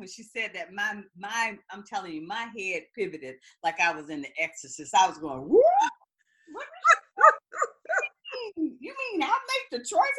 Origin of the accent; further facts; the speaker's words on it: the South, United States; I'm from the South as well.